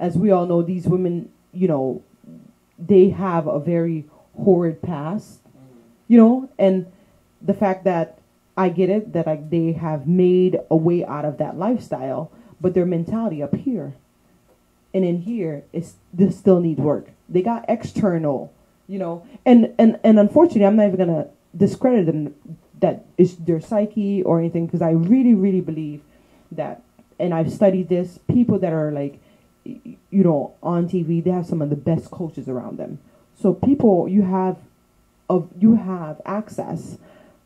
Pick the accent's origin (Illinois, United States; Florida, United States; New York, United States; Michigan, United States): Florida, United States; I'm from Florida